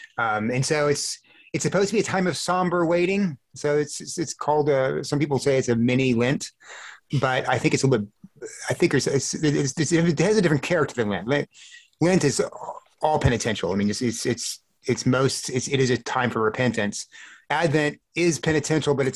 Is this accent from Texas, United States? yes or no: yes; South Texas, United States; I grew up in South Texas where it was hot